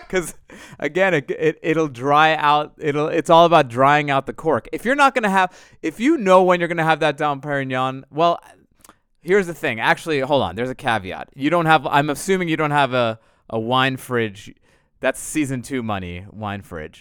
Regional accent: New York, United States; moved away; I'm from New York

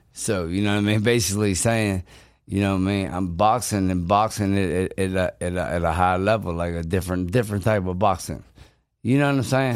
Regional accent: Pittsburgh, Pennsylvania, United States; I'm from Pittsburgh. I, a lot of my fights b, was in Pittsburgh

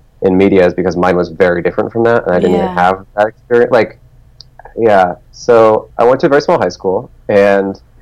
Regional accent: Telluride, Colorado, United States; moved away as an adult; also born or lived in Alameda, California / Portland, Oregon; from 0 to 9 years old, I lived in Alameda, California, which is right next to Oakland, which is in the Bay Area. So I grew up in the Bay Area, and then when I was 9, I moved with my mother and my siblings to Colorado, and we moved to a town called Telluride

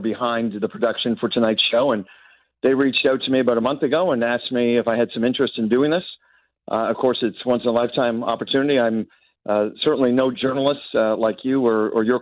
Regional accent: Toronto, Ontario, Canada; I'm from Toronto

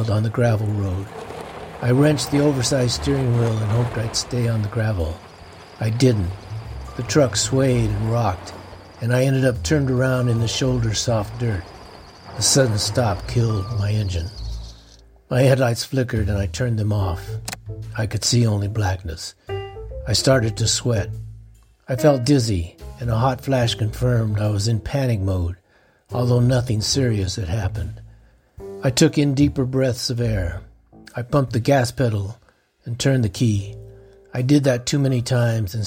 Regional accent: Florence, Colorado, United States; I grew up in the small town of Florence, Colorado, which is south

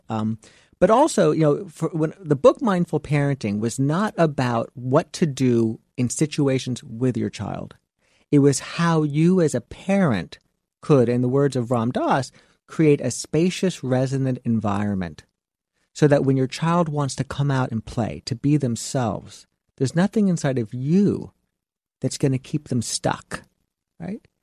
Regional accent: Miami Beach, Florida, United States; I come from South Beach

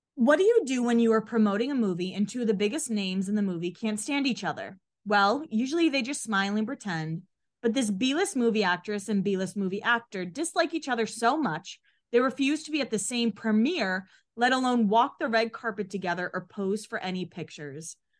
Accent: Boston area, Massachusetts, United States; also born or lived in Bridgewater, Massachusetts; I'm from Boston, they're, or area, not Boston

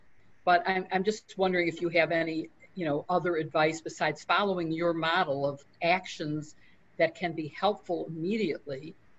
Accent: Chicago, Illinois, United States; as a Chicagoan who faces the statement of Donald Trump that he's sending troops here

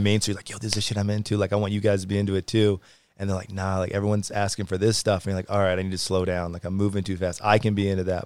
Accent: Louisville, Kentucky, United States; moved away; also born or lived in Whitefish, Montana / Kalispell, Montana / Salt Lake City, Utah; originally Louisville, Kentucky, so like Midwest area

